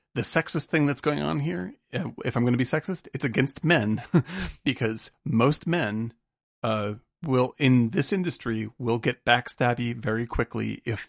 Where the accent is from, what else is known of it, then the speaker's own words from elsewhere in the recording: Cape Cod, Massachusetts, United States; I grew up on Cape Cod amongst very, very rich people. But our family was 0% rich.